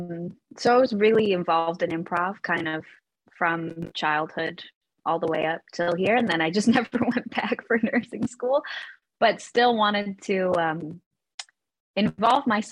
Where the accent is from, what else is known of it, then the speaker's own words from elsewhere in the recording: West Coast, Canada; moved away as an adult; now in Toronto, Canada; I'm from the West Coast